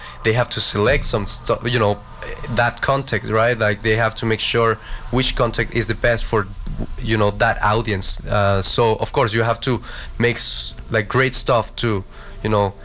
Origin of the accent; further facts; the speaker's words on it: Guadalajara, Jalisco, Mexico; now in Vancouver, Canada; I just came back from my hometown, right? I come from Guadalajara, right? It's a beautiful place in Mexico